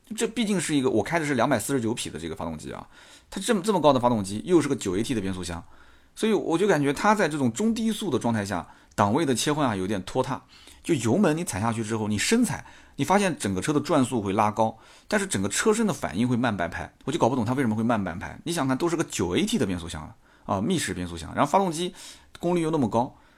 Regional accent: Nanjing, Jiangsu, China; accent: Nanjing; 到今天还有很重的南京口音

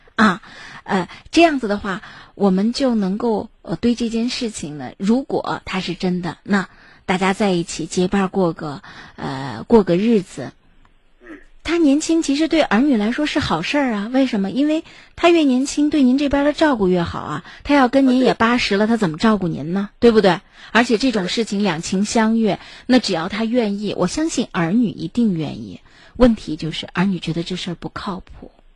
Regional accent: Shaanxi, China; 咱们陕西的这个方言

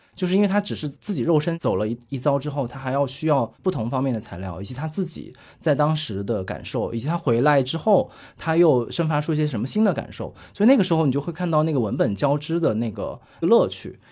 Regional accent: Hunan, China; 我也是湖南人，就我对啊。和杨湘也是老乡， 我们两个家乡其实离得特别近

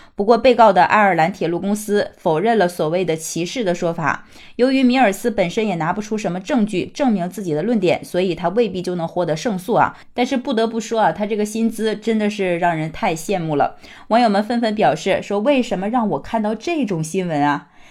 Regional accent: China; 我们中国人

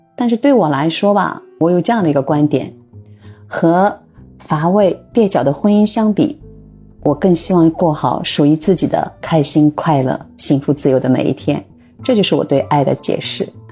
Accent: Shanghai, China; also born or lived in Ürümqi, Xinjiang, China / Japan; 我是出生在新疆乌鲁木齐，成长在上海，然后又到日本工作了三年多吧

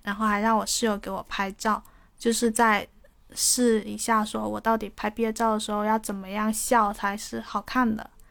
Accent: Guangdong, China; 我是潮汕，我是广东潮汕人，我不会粤语

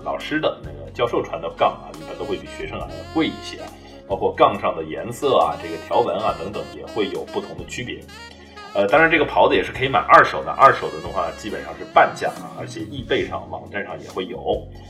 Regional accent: China; 我们中国人民

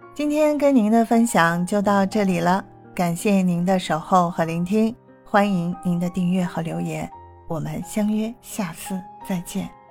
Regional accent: China; now in South Korea; 因为毕竟是中国人嘛，还是习惯喝热水。

